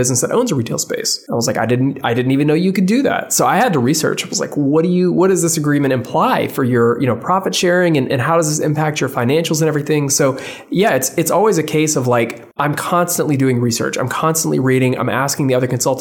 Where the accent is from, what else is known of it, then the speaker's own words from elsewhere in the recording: Memphis, Tennessee, United States; I was born and raised in Memphis